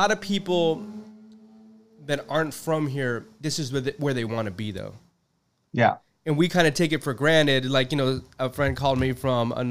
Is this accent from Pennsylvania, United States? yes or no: no; Manhattan Beach, California, United States; also born or lived in Downtown Los Angeles; Yeah, born and raised. I grew up in Manhattan Beach.